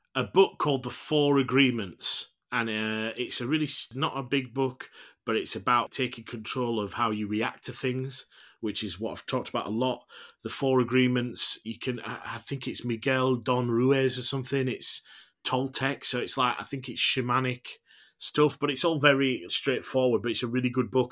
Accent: United Kingdom; as British people

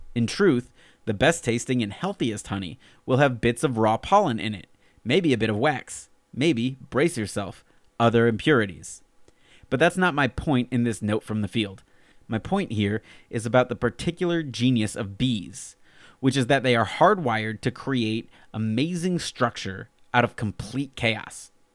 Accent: Alabama, United States; now in Fairfield County, Connecticut, United States; I'm originally from Alabama, but now live out in the wilds of Fairfield County, Connecticut.

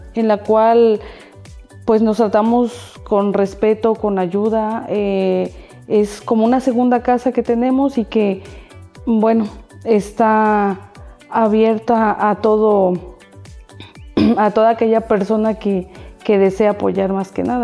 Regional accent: Altotonga, Veracruz, Mexico; moved away as an adult; now in Xalapa, Mexico; Nací en Alto Tonga y por, mis estudios me vine a vivir aquí a Jalapa

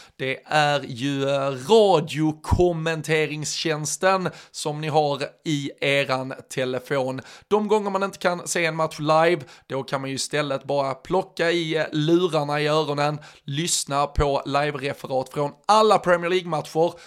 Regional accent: Skåne, Sweden; som skåning

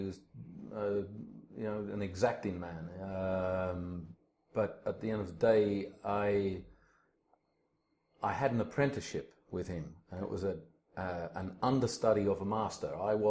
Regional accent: Australia; I was born in Australia. My mother's French. My father's Dutch. And I lived in a very mixed household with a lot of different cultures and ideas. But I grew up in a farming environment.

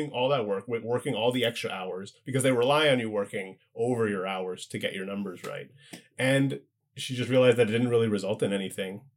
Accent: Ottawa, Ontario, Canada; moved away; I grew up in Ottawa, so it's like I'm used to being in like a small house

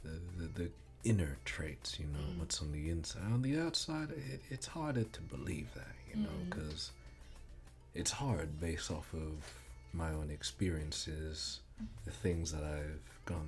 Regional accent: Zimbabwe; Zimbabwean, but of course going through primary school, one readjusts. But I was made fun of for my accent, my skin color

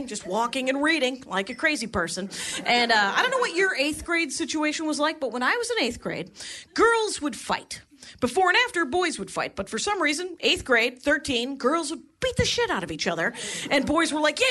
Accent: a little town outside of Milwaukee, Wisconsin, United States; I'm from Wisconsin, a little town outside of Milwaukee, a little factory town

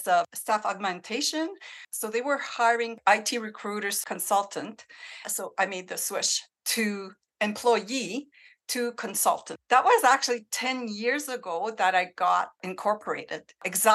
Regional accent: Northern Ontario, Canada; moved away as an adult; growing up in Northern Ontario

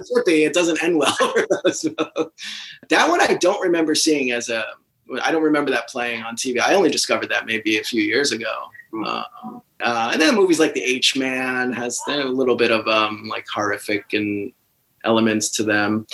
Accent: New Jersey, United States; also born or lived in Brooklyn, New York; only a year or two after we moved from Brooklyn to uh, New Jersey.

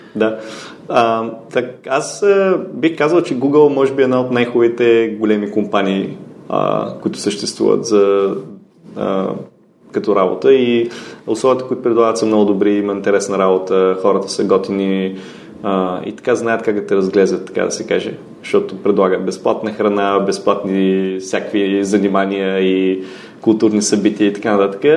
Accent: Ruse, Ruse Province, Bulgaria; moved away as an adult; also born or lived in Sofia / Silicon Valley, United States; Роден съм в а, София, но съм израснал в Русе и а, на 19 години заминах за Америка

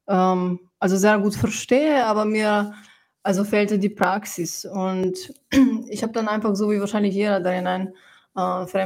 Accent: Slovenia; German is a second language; moved away as an adult; also born or lived in Ljubljana / Germany; now in Vienna, Austria; ich wurde in Slowenien geboren und ich habe die ersten 18 Jahre habe ich in Slowenien verbracht. Und ich habe aber schon sehr früh, also, ähm, also diesen Wunsch gespürt äh, zu schreiben und habe eben auf Slowenisch schon geschrieben. Und dann kam ich mit 18 nach Wien.

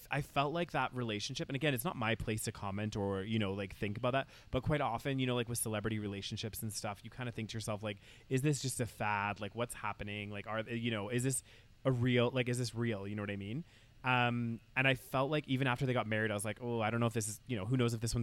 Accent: United Kingdom; I'm British, I like, I'm from the UK.

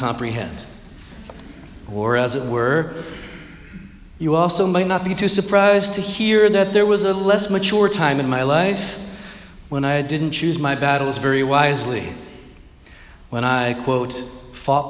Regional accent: Philadelphia, Pennsylvania, United States; now in Mountainside, United States; I will always see myself as a Philadelphian

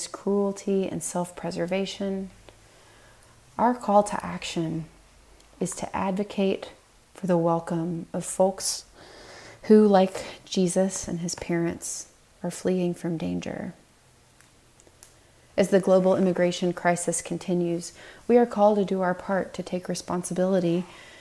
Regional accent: Tennessee, United States; my home state of Tennessee

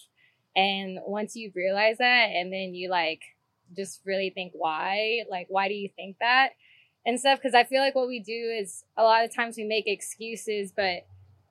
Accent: Houston, Texas, United States; now in Los Angeles, United States; I'm originally from Houston, Texas, based out here in Los Angeles, California

